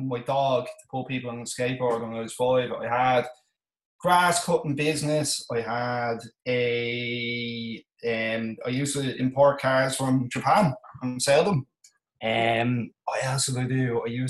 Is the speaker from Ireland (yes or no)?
yes; Malahide, Leinster, Ireland; I come from Dublin in Ireland, a place called Malahide.